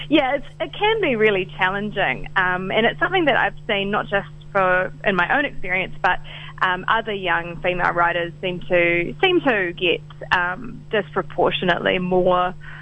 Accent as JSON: {"language": "English", "town": "Rotorua", "region": "Bay of Plenty", "country": "New Zealand", "moved": "yes", "lives_now": "Auckland, New Zealand", "said": "I'm originally from Rotorua, but okay. I am living in Auckland."}